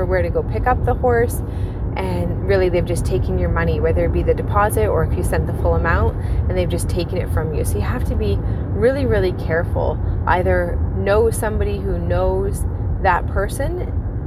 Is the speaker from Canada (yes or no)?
yes; Ontario, Canada; I'm from Ontario, Canada